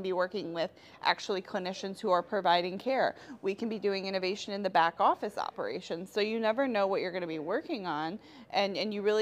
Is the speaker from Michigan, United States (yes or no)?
yes; Detroit, Michigan, United States; I'm from Detroit.